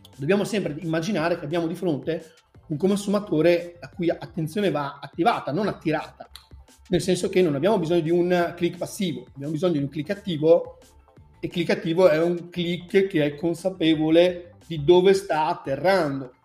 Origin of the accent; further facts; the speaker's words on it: Veneto, Italy; sono veneto